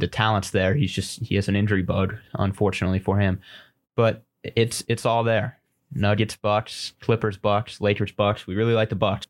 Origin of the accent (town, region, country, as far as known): Colorado, United States